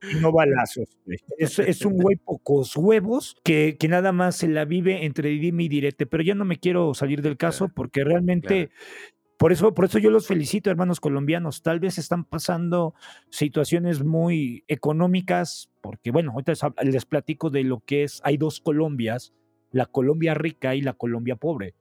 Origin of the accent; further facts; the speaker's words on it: Mexico; nuestra forma mexicana